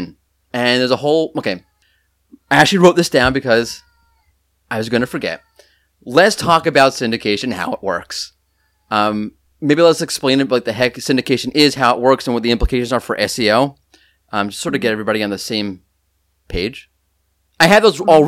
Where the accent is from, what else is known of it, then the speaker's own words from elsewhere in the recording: New York, United States; I'm angry New Yorker